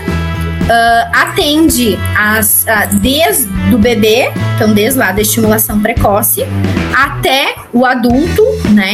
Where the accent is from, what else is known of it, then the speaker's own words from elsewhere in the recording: Rio Grande do Sul, Brazil; now in São Paulo, Brazil; eu sou do Rio Grande do Sul, estou morando em São Paulo